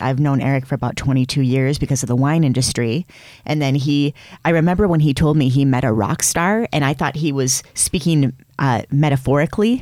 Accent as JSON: {"language": "English", "town": "Flint", "region": "Michigan", "country": "United States", "tie": "born or raised there", "said": "my hometown of Flint, Michigan"}